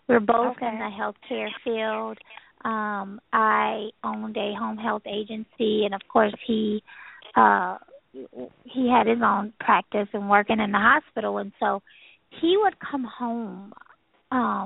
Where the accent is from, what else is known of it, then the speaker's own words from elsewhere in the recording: Louisiana, United States; I'm from Louisiana